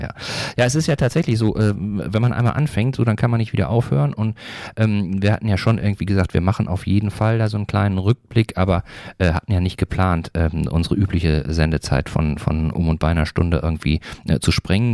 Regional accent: North Rhine-Westphalia, Germany; moved away as an adult; now in Eckernförde, Germany; ich komme ja ursprünglich aus Nordrhein-Westfalen

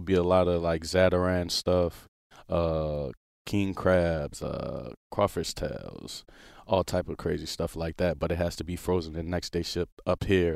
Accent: New Orleans, Louisiana, United States; moved away; I lived there all my life, literally

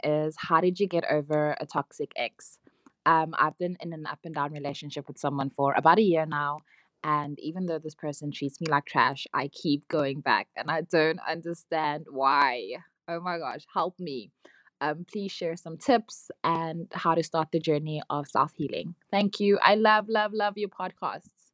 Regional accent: Paris, Île-de-France, France; English is a second language; I am from Paris.

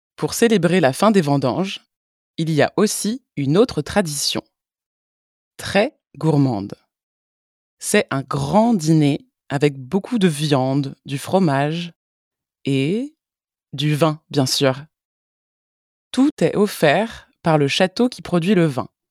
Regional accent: France; Je suis française

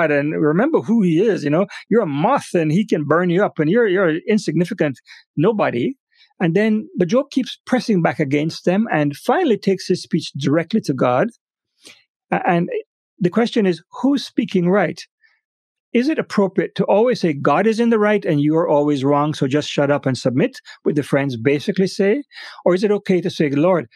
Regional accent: Jamaica; moved away; back in Jamaica, my home country

